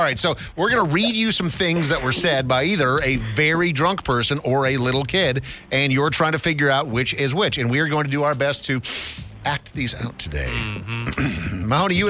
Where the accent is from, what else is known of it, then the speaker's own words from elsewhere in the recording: Scotland, United Kingdom; am Scottish.